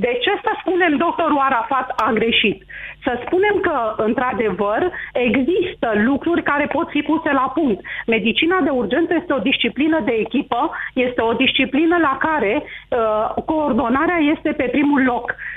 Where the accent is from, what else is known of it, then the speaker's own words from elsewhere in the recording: Romania; mă simt mândră că sunt român